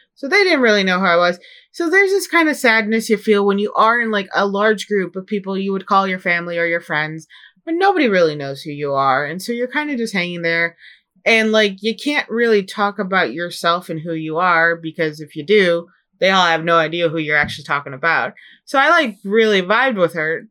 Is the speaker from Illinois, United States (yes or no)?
yes; Chicago, Illinois, United States; now in Seattle, United States; growing up in Chicago